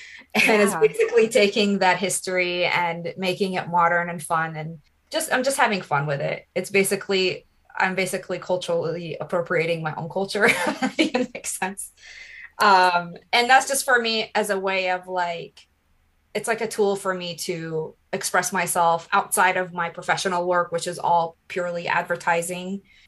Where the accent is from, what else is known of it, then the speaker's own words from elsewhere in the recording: Iraq; English is a second language; And it said that I'm originally from Iraq.